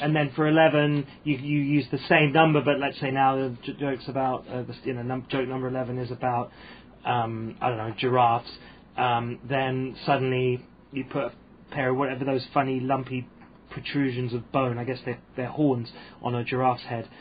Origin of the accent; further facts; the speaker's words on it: United Kingdom; now in Hong Kong; being British and growing up on a British comedy diet